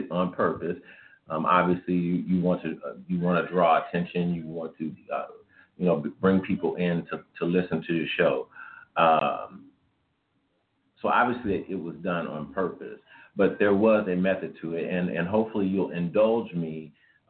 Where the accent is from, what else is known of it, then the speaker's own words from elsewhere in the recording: Kansas City, Missouri, United States; also born or lived in Fayette, Missouri; I am a 46-year-old African-American male, born and raised in Kansas City, Missouri